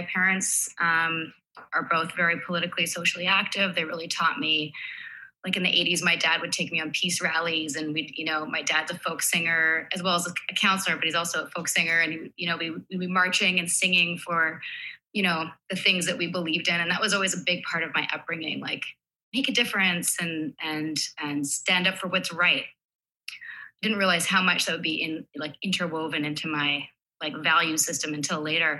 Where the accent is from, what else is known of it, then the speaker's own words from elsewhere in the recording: Vancouver, British Columbia, Canada; I'm from Vancouver. I'm here right now.